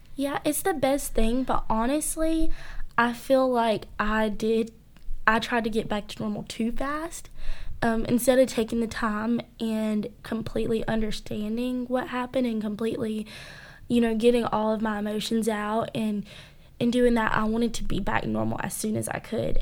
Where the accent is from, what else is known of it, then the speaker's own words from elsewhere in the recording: Cairo, United States; growing up in a small town